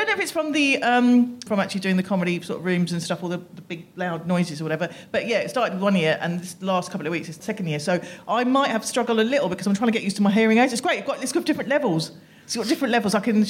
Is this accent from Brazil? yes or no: no; United Kingdom; also born or lived in Pakistan; I am not born here. I was born in Pakistan and really learned to be British really, really quickly growing up here.